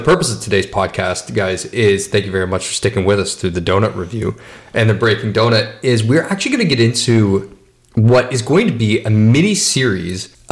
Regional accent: Canada; we're Canadian

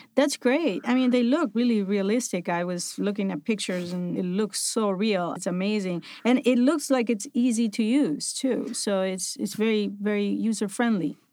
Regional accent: Buenos Aires, Argentina; moved away

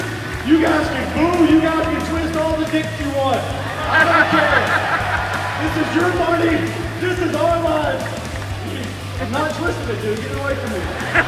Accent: Old Fort, North Carolina, United States; moved away; So I grew up about 2 hours down the road in Old Fort, North Carolina. Population 800.

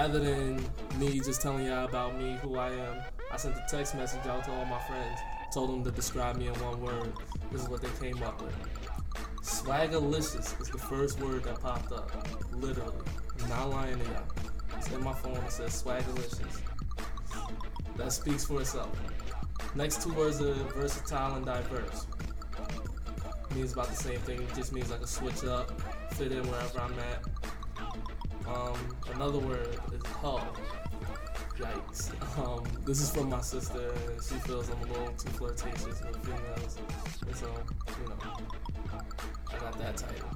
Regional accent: Albany, New York, United States; I'm 21, I'm from Albany, repping that 518

